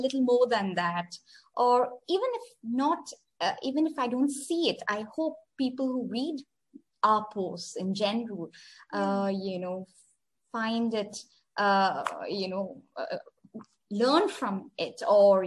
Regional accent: India; now in Oman; I am an Indian sitting in Oman, I currently live in a country in the Middle East called Oman

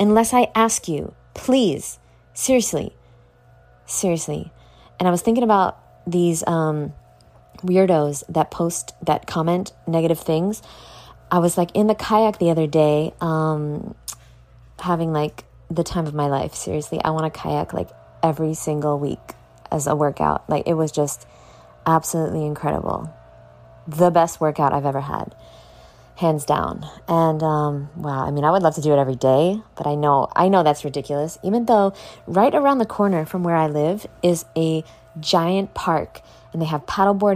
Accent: New York, United States; moved away as an adult; now in Florida, United States; I finally moved and I moved out of the state and I moved away. I moved far away from New York moved to Florida

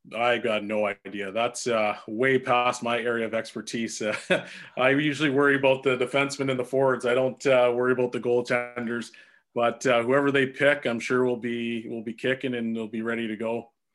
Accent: Edmonton, Alberta, Canada; it's my hometown.

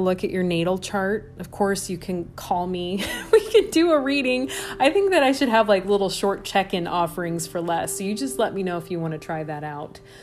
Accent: Midwest, United States; accent: Midwestern; My Midwestern accent

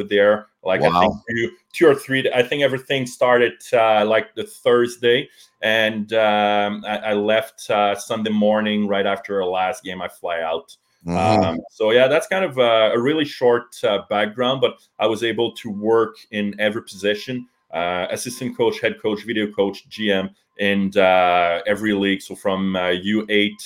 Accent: Canada; also born or lived in Cowansville, Quebec / Nizhny Novgorod, Russia; I'm Canadian

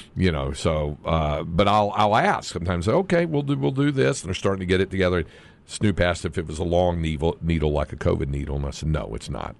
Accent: North Carolina, United States; moved away as an adult; now in Austin, United States; growing up in North Carolina

